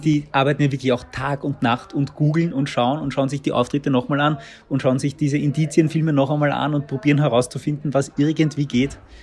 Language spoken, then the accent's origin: German; Baden, Lower Austria, Austria; ich komme aus Baden